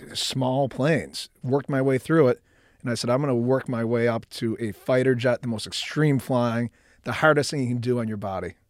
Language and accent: English; Buffalo, New York, United States; moved away as an adult; Middle, middle class upbringing, Buffalo, New York.